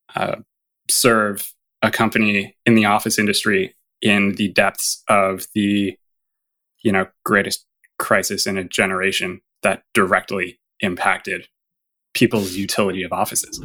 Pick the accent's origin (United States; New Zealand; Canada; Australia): Canada; as a Canadian